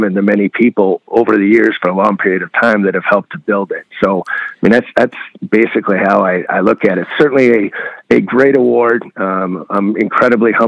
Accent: Michigan, United States; I'm from Michigan

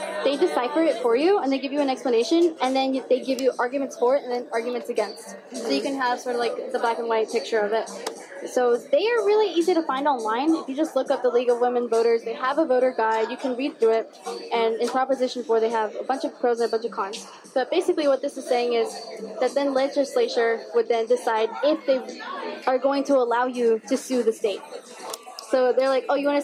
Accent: Houston, Texas, United States; now in Austin, United States; I'm from Houston

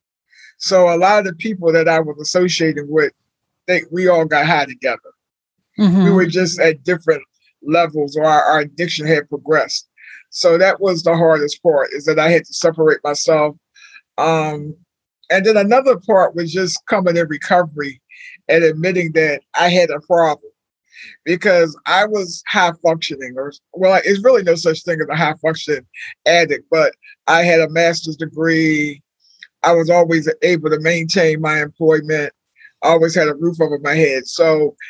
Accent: Maryland, United States; moved away as an adult; also born or lived in Washington, D.C.; I didn't grow up in Philadelphia, but I think what I grew up in a small town in Maryland.

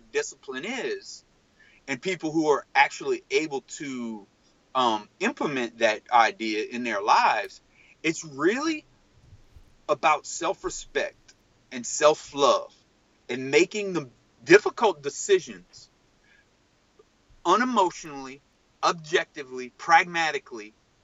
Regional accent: Cajun, Louisiana, United States; as a Cajun person

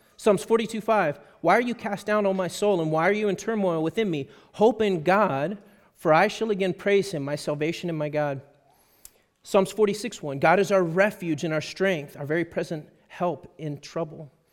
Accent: Texas, United States; I'm a Texan

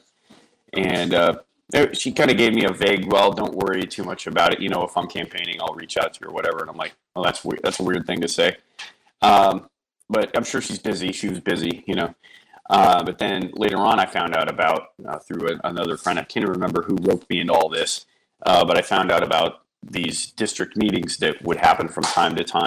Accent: Anchorage, Alaska, United States; I was born here. I was born in Anchorage. So I'm almost a real Alaskan, really close. Went to school here

